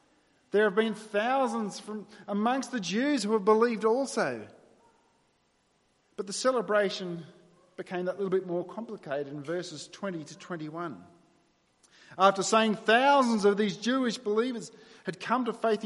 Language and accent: English; New South Wales, Australia; moved away; I was born in New South Wales and I grew up there for 25 years